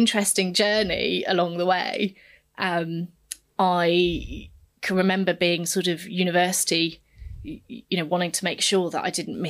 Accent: Tanzania; first language Swahili; English is a second language; Swahili was actually my first language alongside Chigogo.

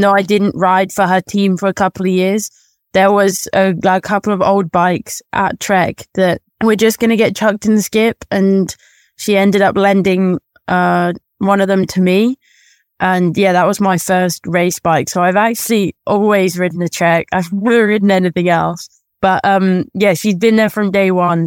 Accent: near Birmingham, West Midlands, United Kingdom; it was in Birmingham, so, like, the closest big city to my hometown

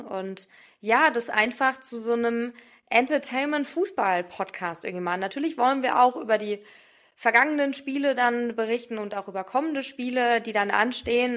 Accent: Wiesbaden, Hesse, Germany; also born or lived in Darmstadt; ich komme aus Wiesbaden

